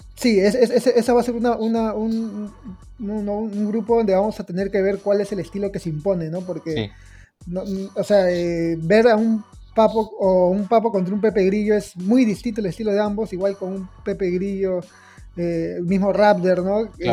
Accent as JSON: {"language": "Spanish", "country": "Peru", "said": "nosotros somos peruanos"}